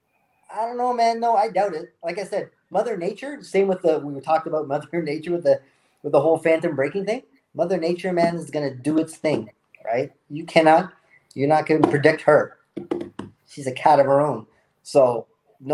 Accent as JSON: {"language": "English", "country": "South Africa", "moved": "yes", "lives_now": "Canada", "said": "South Africa, where I'm from. We're from South Africa, and then we both moved to Canada. I'm still in Canada."}